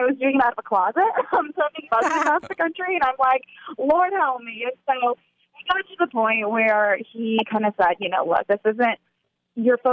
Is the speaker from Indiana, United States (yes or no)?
yes; Indiana, United States; I'm sitting by the cornfields